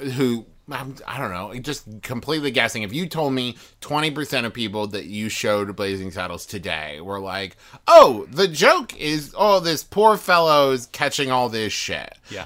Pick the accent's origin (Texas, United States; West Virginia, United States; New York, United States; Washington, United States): West Virginia, United States; I was raised in West Virginia